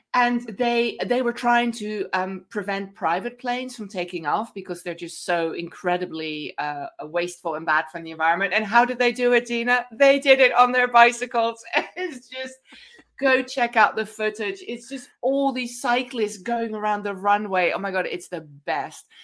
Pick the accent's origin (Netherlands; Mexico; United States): Netherlands; accent: Dutch; moved away; my cute Dutch accent